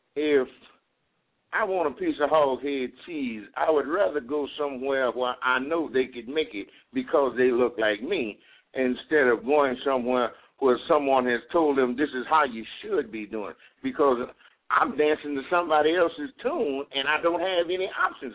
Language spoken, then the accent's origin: English; Richmond, California, United States; I'm from Richmond, California